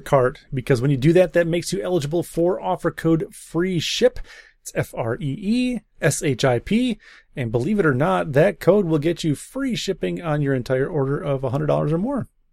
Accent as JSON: {"language": "English", "region": "Wisconsin", "country": "United States", "said": "I'm from Wisconsin"}